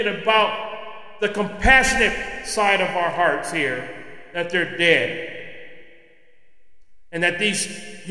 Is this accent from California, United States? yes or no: yes; California, United States; California, my home state, the state that I was born